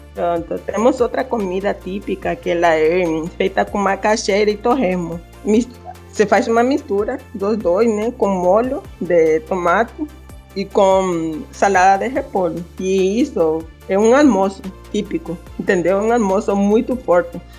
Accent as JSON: {"language": "Portuguese", "country": "Honduras", "second_language": "Portuguese", "moved": "as an adult", "lives_now": "Brazil", "said": "A gente fala espanhol."}